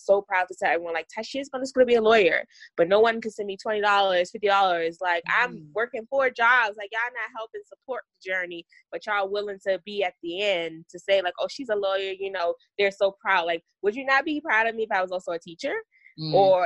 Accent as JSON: {"language": "English", "town": "Baltimore", "region": "Maryland", "country": "United States", "also_born_or_lived": "Florida / Colorado", "moved": "as an adult", "said": "I'm originally from Baltimore"}